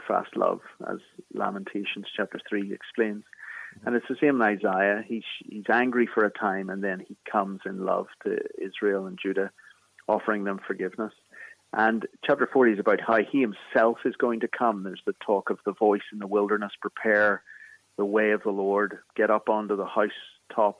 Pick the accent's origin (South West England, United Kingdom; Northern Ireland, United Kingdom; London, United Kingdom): Northern Ireland, United Kingdom; Belfast; accent: Irish; moved away as an adult; now in Philadelphia, United States; I'm from Belfast in the north of Ireland, in Northern Ireland.